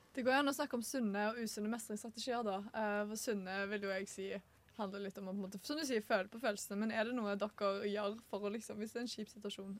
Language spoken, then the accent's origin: Norwegian; Stavanger, Rogaland, Norway; moved away; guttegjengen min hjemme i Stavanger